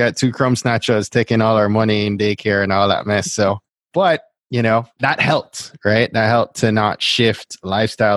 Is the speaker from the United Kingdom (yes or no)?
no; Jamaica; the Jamaican I am